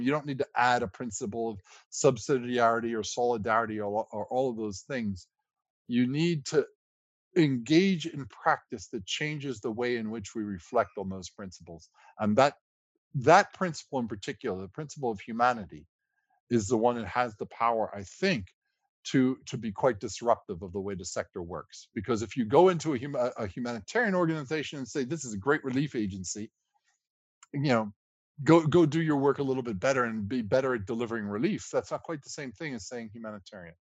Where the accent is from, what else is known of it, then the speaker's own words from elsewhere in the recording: United States; I'm a lawyer by background and I'm an American